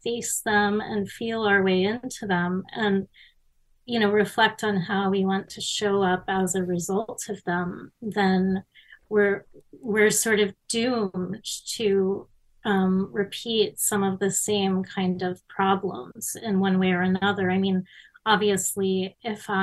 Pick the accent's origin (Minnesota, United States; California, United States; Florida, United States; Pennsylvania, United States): Florida, United States; Miami; I was growing up in Miami in the 70s and 80s